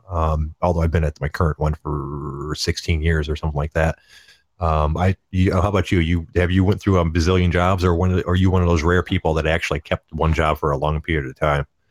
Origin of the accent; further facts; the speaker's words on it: Detroit, Michigan, United States; I grew up in the Detroit area